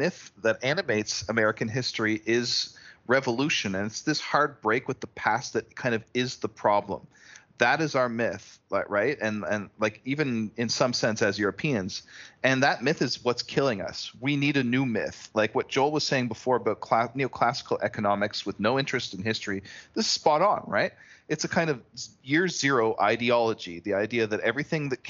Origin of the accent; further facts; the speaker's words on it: Canada; as a Canadian myself